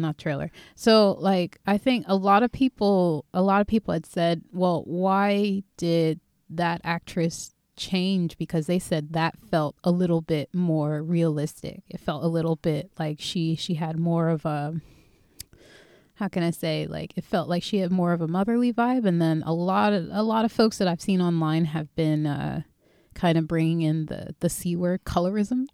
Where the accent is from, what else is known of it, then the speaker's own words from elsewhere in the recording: Philadelphia, Pennsylvania, United States; from my hometown, Philly